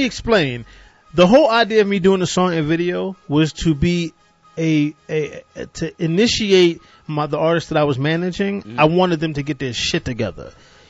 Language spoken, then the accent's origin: English; Boston, Massachusetts, United States; moved away; Born and raised in Boston.